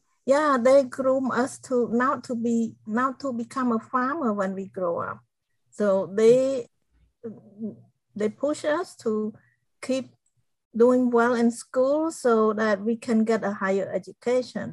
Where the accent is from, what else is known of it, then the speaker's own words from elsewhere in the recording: Cambodia; English is a second language; moved away; I grew up in a small village in Cambodia